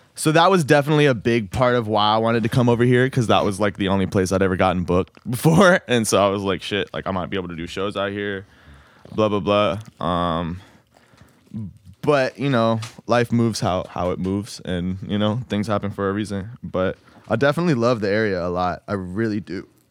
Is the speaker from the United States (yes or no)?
yes; Roanoke, Virginia, United States; moved away as an adult; now in Richmond, United States; I wanted to get out of my hometown